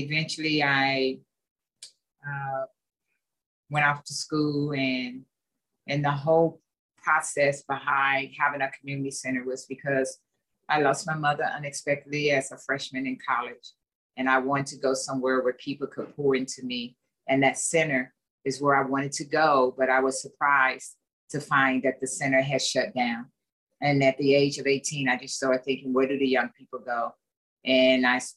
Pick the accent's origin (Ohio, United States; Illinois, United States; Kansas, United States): Illinois, United States; East St. Louis; I grew up in East St. Louis, Illinois